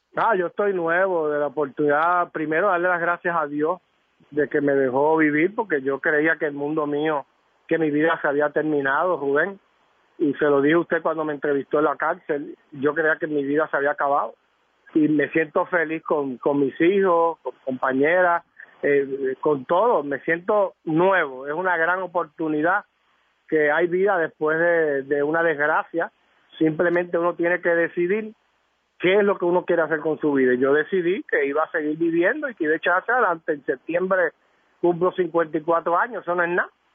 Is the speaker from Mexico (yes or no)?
no; San Juan, Puerto Rico; yo soy de San Juan